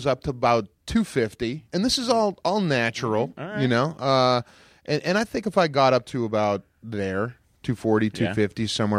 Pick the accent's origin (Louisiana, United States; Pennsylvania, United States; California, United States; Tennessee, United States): Pennsylvania, United States; Pittsburgh; I'm from Pittsburgh, land of the Tolls. Of the Tull Empire.